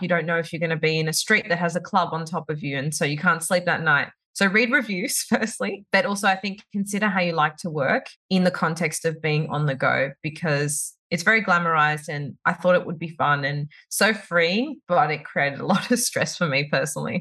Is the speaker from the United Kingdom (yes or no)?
no; Sydney, New South Wales, Australia; moved away as an adult; now in Dubai, United Arab Emirates; we moved from Sydney, where we've lived our whole lives